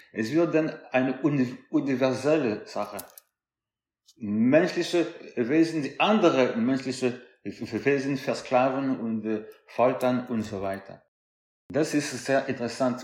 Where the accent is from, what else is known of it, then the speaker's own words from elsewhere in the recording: France; ich bin Franzose dritter Generation